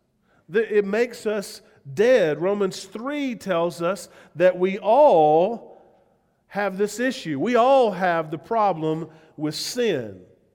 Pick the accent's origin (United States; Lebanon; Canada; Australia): United States; the South; accent: southern; I'm still, as much as I would love to drop my southern accent and have people believe that I really love living here, they'd say, where are you from? I'm from Spearfish.